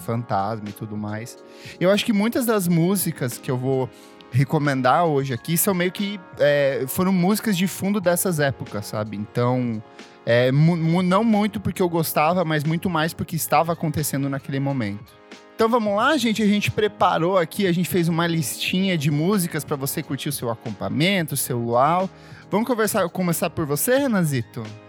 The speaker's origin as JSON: {"language": "Portuguese", "town": "Itaipulândia", "region": "Paraná", "country": "Brazil", "tie": "born or raised there", "also_born_or_lived": "São Paulo", "moved": "yes", "said": "eu cresci em Taipulândia"}